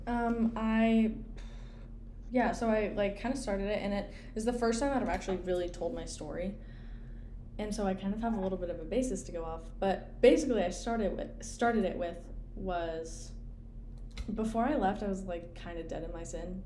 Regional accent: Clemson, South Carolina, United States; I grew up in Clemson

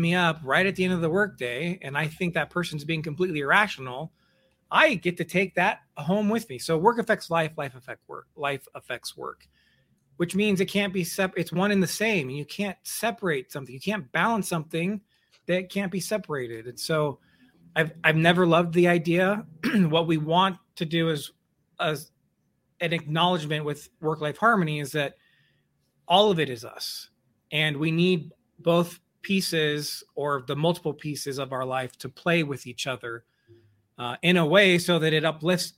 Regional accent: Missouri, United States; I grew up in Missouri, and my dad was what I would call a hobby farmer.

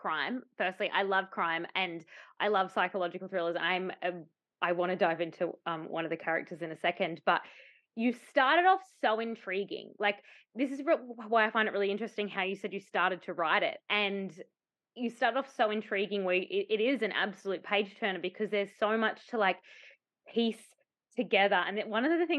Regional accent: Tasmania, Australia; I grew up in Tasmania and spent the majority of my life in Tasmania

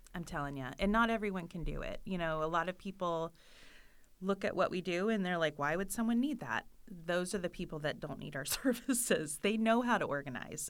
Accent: Florida, United States; moved away; I am from Florida and we don't have basements

